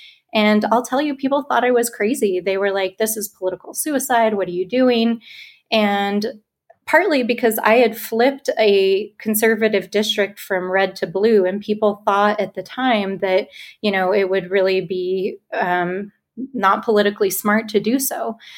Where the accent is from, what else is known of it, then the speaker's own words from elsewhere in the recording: Albuquerque, New Mexico, United States; moved away as an adult; also born or lived in Washington; I grew up in Albuquerque